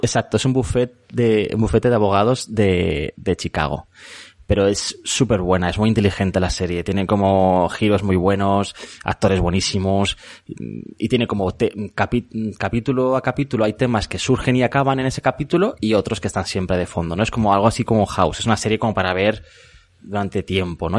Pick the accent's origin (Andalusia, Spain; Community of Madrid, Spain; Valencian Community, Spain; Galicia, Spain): Community of Madrid, Spain; Madrid; also born or lived in Elche; me siento muy madrileño, porque he vivido aquí toda la vida